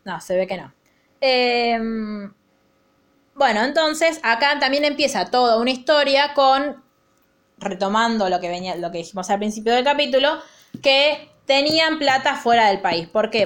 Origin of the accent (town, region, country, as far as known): Argentina